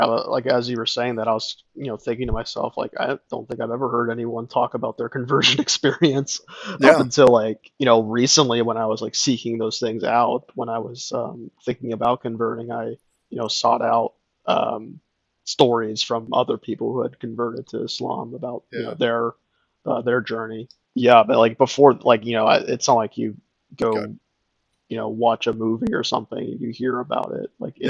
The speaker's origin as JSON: {"language": "English", "region": "Florida", "country": "United States", "tie": "born or raised there", "also_born_or_lived": "Alabama", "moved": "as an adult", "said": "I grew up Christian, obviously, in Florida."}